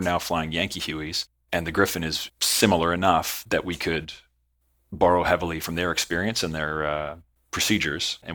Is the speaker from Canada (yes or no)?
yes; Southern Ontario, Canada; moved away as an adult; also born or lived in Edmonton; I was born and raised in Southern Ontario, but living in Edmonton for 3 years at that point